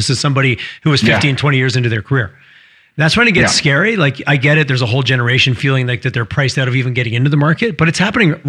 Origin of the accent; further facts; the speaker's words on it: Quebec, Canada; also born or lived in Montreal; I grew up in Quebec, and Montreal is, I think everyone should live in Montreal at least for 6 to 12 months in your life